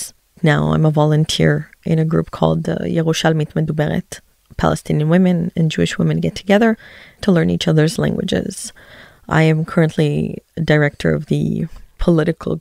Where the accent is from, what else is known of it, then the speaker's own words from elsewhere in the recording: Canada; moved away as an adult; also born or lived in Tel Aviv, Israel; now in Efrat, West Bank; I was born in Tel Aviv, but grew up in Canada and currently live in Efrat in the West Bank